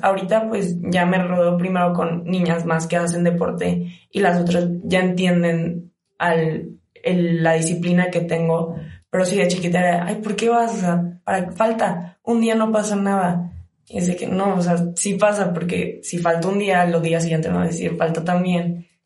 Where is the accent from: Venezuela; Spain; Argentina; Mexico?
Mexico; Cozumel, Quintana Roo; moved away as an adult; now in León, Mexico; vengo de Cozumel, Quintana Roo, es una isla